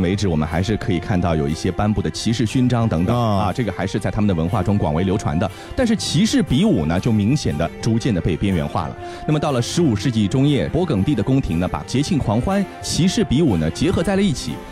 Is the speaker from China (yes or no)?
yes; China; 我们中国人现在喜欢瑜伽